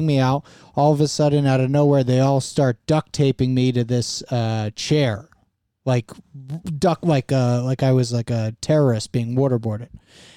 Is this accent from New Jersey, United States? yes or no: yes; Fair Lawn, New Jersey, United States; also born or lived in Ridgewood, New Jersey; I didn't grow up in Ridgewood. I grew up in Fairlawn, New Jersey, which is the next town over.